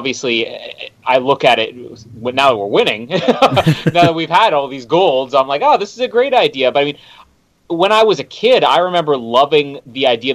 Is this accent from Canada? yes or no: yes; Canada; I am one Canadian